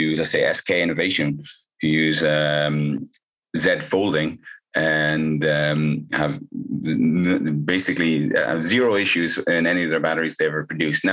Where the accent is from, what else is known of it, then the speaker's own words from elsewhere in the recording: Ireland; moved away; I'm originally from Ireland